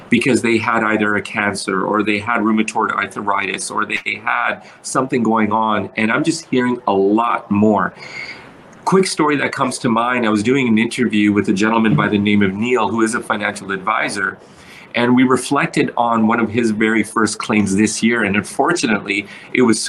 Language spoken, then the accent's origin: English; Kenya; now in Canada; I'm from Kenya